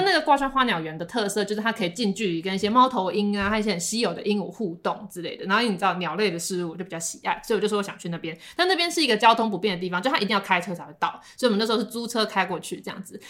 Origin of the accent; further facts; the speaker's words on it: Taiwan; 我们台湾人都会吃田鸡了